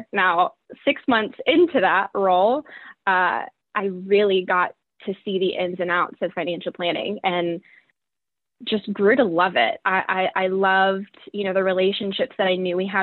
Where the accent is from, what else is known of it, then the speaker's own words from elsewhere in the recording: Southwest Virginia, United States; moved away as an adult; also born or lived in New England; I'm a Southerner at heart. I grew up in Southwest Virginia